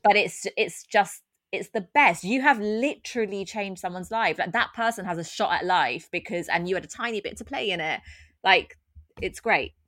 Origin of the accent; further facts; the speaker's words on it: London, United Kingdom; I was brought up in Tottenham, I'm from a very working class background